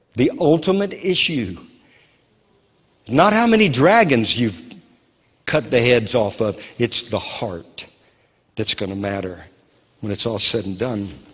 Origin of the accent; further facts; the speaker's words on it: Louisiana, United States; now in Moravian Falls, United States; I grew up in Louisiana where we had floods all the time